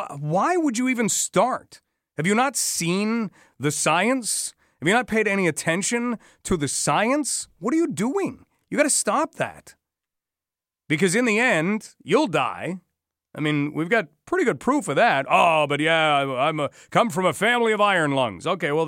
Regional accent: Canada; Don't worry. We are Canadian. And we are determined to remain that way.

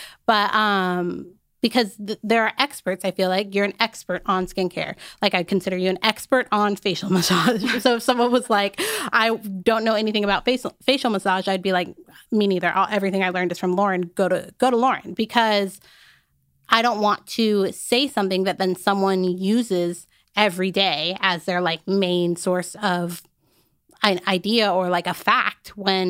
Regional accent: Arizona, United States; I grew up in Arizona. There wasn't a ton of like Black women in general.

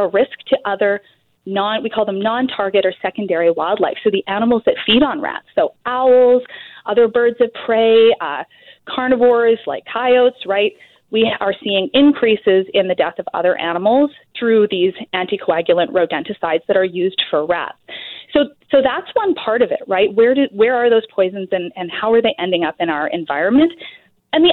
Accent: Alberta, Canada; now in British Columbia, Canada; I'm originally from Alberta, the rat-free province

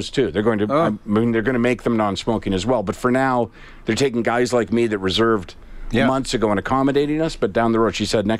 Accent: Canada; because we're Canadian, very polite

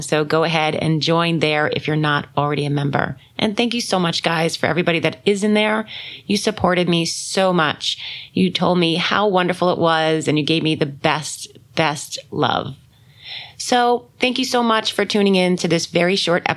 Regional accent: New York, United States; I'm from New York

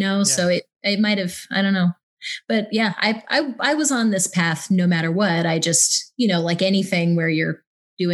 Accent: Midwest, United States; I'm from the Midwest

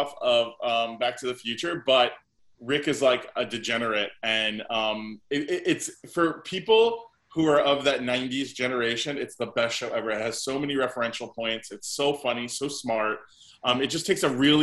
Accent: Fort Lauderdale, Florida, United States; moved away as an adult; also born or lived in Brooklyn, New York / New York; now in Los Angeles, United States; I'm originally from Brooklyn. I moved when I was my family moved when I was 7 years old to Fort Lauderdale, the suburbs of, and then I stayed here

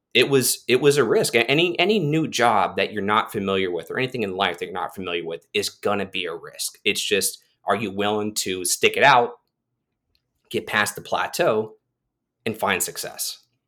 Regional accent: Titusville, Florida, United States; ended up at a job fair in, in my hometown of Titusville, Florida

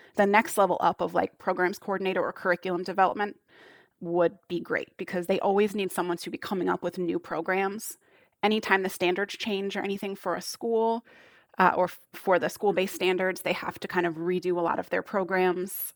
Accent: United States; accent: American; my American accent

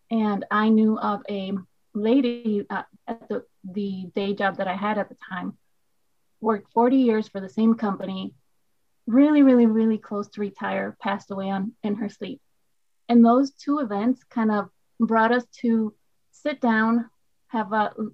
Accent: Puerto Rico; first language Spanish; English is a second language; moved away as an adult; also born or lived in United States; now in Midwest, United States; I am a boricua de pura cepa. Uepa. That means born and raised in Puerto Rico.

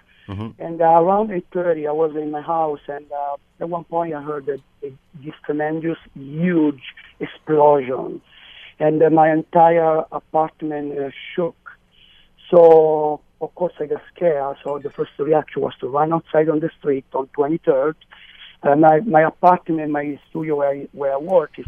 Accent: New York City, New York, United States; as a New Yorker

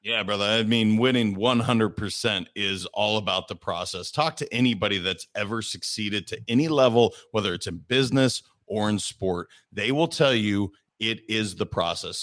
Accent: Montana, United States; I'm a kid from Montana.

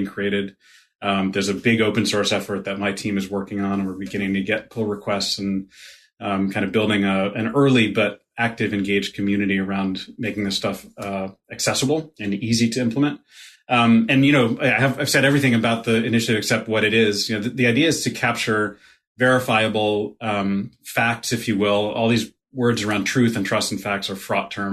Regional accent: Connecticut, United States; accent: Brooklyn; now in Brooklyn, United States; I consider myself a New Yorker. Yeah, I grew up in Connecticut. I've lived all over the place, but I've been in Brooklyn for 20 plus years

